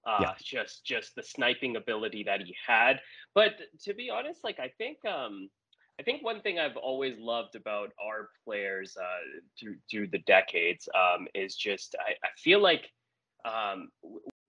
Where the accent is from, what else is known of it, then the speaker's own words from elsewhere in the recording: Edmonton, Alberta, Canada; being born and raised in Edmonton.